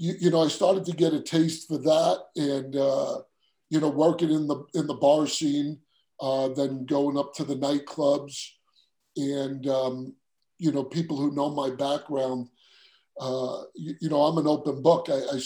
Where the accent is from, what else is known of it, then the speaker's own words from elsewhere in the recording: Queens, New York, United States; accent: New York; Yeah, so I grew up in Queens, New York. I know some people are, you know, they say I have an accent. I don't know.